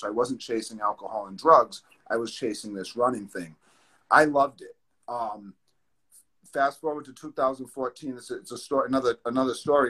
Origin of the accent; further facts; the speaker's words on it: East Providence, Rhode Island, United States; Providence, Rhode Island, East Providence, Rhode Island, born and raised.